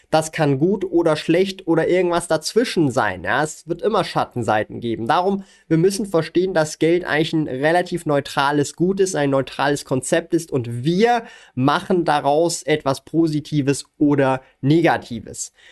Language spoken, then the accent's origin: German; Switzerland; Ich verwende als Schweizer den Aktienbroker Swissquote.